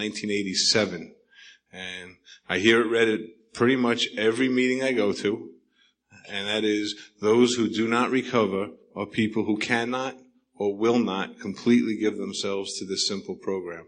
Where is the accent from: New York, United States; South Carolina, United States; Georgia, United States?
New York, United States; accent: New York; now in Sedona, United States; my accent's from New York